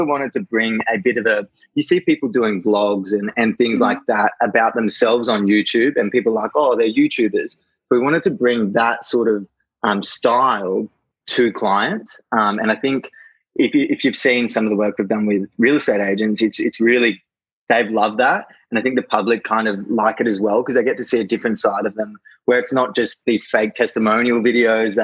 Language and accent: English; Gold Coast, Queensland, Australia; I'm from the Gold Coast, so surfing down the coast when I get a chance